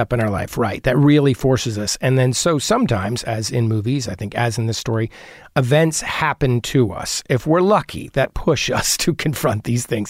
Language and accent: English; New Providence, New Jersey, United States; also born or lived in Brooklyn, New York; now in Los Angeles, United States; I grew up in New Jersey